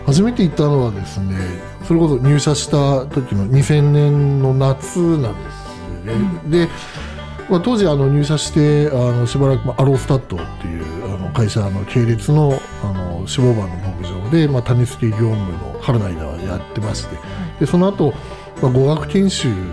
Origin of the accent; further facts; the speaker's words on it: Hokkaido, Japan; moved away as an adult; also born or lived in Tokyo; もともと北海道出身なんですけど